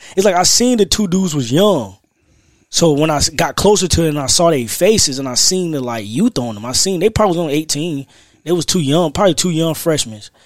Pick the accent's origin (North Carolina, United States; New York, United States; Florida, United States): North Carolina, United States; Raleigh; I'm from South Side of Raleigh